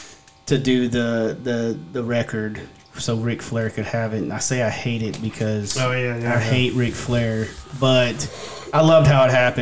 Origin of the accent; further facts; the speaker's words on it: Texas, United States; growing up in Texas